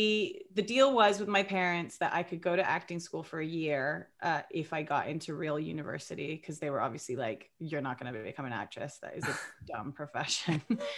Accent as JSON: {"language": "English", "region": "England", "country": "United Kingdom", "accent": "English", "said": "So I got rid of my English accent."}